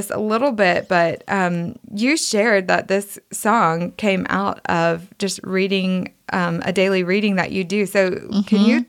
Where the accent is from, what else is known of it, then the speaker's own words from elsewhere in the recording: the South, United States; accent: Southern; my Southern accent